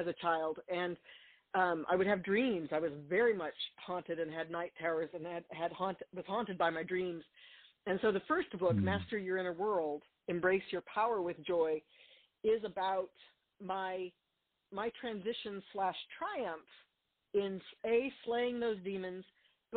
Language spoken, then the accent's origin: English; Albuquerque, New Mexico, United States; I grew up in Albuquerque, New Mexico